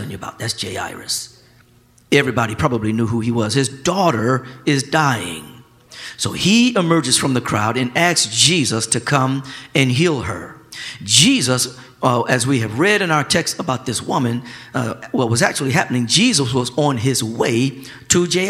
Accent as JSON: {"language": "English", "town": "Flint", "region": "Michigan", "country": "United States", "tie": "born or raised there", "said": "growing up in Flint, Michigan"}